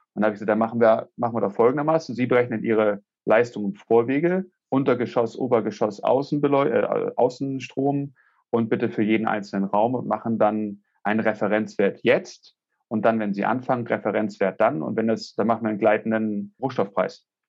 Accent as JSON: {"language": "German", "region": "Hamburg", "country": "Germany", "said": "ich komme aus Hamburg, wie man das vielleicht auch hört"}